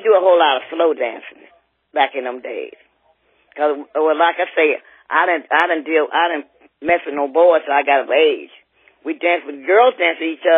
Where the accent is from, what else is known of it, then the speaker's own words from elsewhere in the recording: Millvale, Ohio, United States; we came from Millvale to Bloom, to Hughes